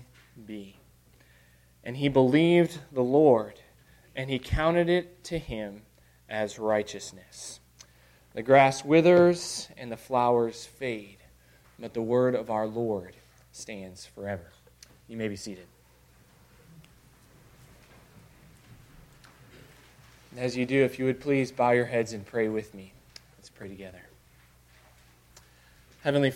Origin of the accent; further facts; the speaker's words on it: Illinois, United States; now in Arkansas, United States; I'm a Yankee from Illinois